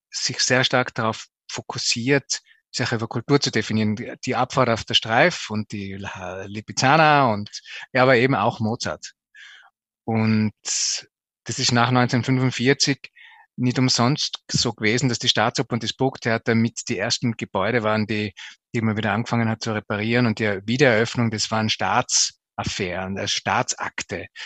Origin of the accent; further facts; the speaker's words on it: Zell am Ziller, Tyrol, Austria; Ja, ich bin aufgewachsen in Zell am Ziller, im Zillertal. Bin dort in die Volksschule noch gegangen